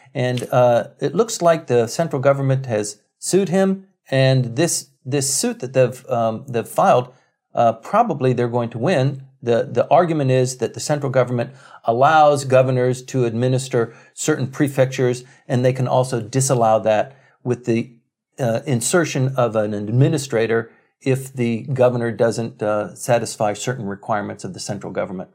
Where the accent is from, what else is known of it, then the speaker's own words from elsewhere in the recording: Okinawa, Japan; I grew up in Okinawa